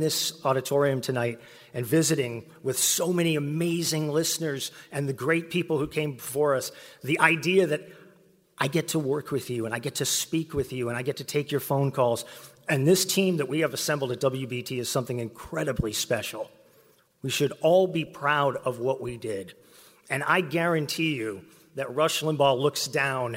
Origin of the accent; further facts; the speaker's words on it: West Texas, United States; now in Charlotte, United States; I grew up in West Texas